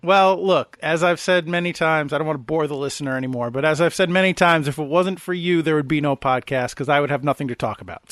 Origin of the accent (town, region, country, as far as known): United States